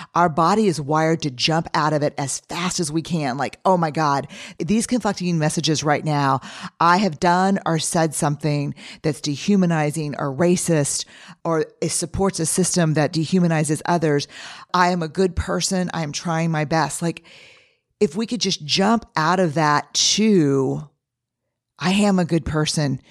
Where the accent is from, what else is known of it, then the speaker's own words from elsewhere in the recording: New Orleans, Louisiana, United States; growing up in New Orleans